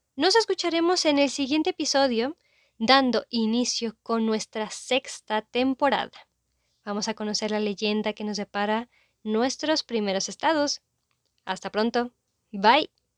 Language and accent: Spanish; Mexico